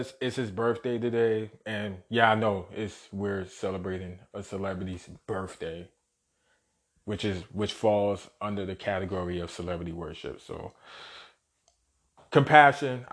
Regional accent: New York City, New York, United States; born and raised in Brooklyn

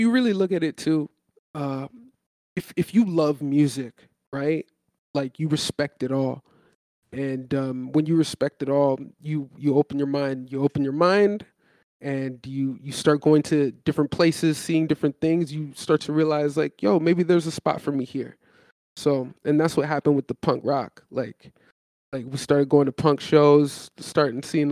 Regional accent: Toronto, Ontario, Canada; I'm from Toronto

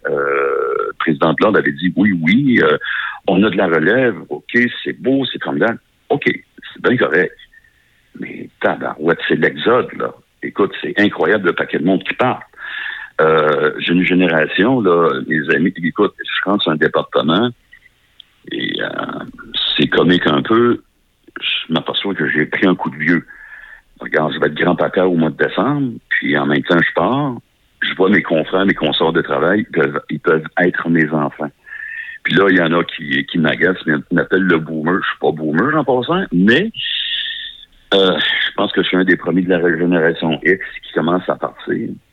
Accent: Beauce, Quebec, Canada; je viens de la Beauce

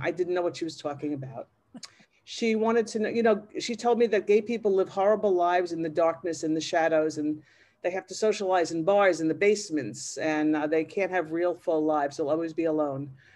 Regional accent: Massapequa, New York, United States; I grew up in Massapequa, which is in Long Island

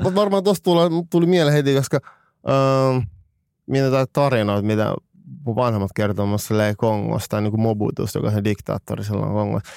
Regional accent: Finland; mä olen Suomesta

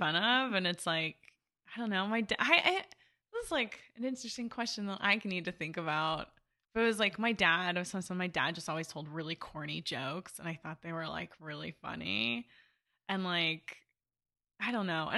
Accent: Simi Valley, California, United States; born or raised there; also born or lived in Burbank, California

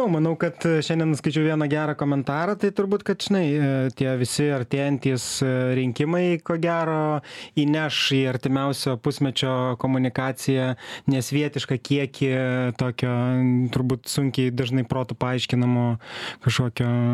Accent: Lithuania; mes lietuviai

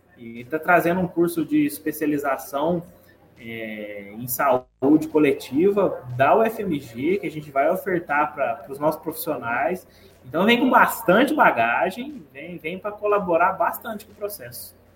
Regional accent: Guaranésia, Minas Gerais, Brazil; ser filho e membro dessa terra

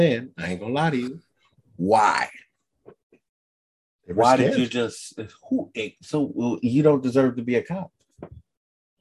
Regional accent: New York, United States; Me and you, we're both from New York

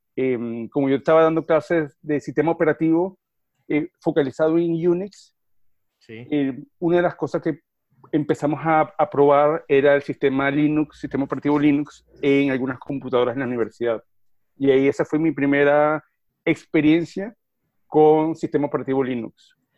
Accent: Venezuela; moved away as an adult; also born or lived in Argentina; now in Jersey City, United States; Soy venezolano de nacimiento y crianza

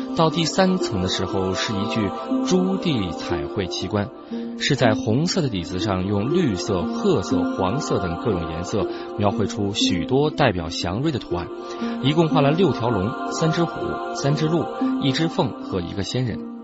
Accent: Hunan, China; 我们湖南土话

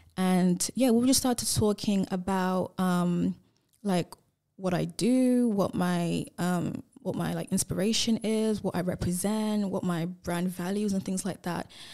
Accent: England, United Kingdom; now in Perth, Australia; I grew up in England

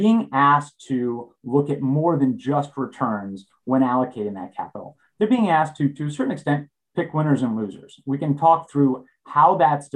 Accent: Southern New York, United States; I grew up in Southern New York, and I live there now with my three kids

